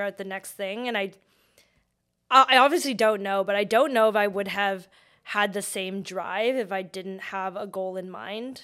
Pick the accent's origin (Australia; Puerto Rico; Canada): Canada; Vancouver, British Columbia; I grew up in Vancouver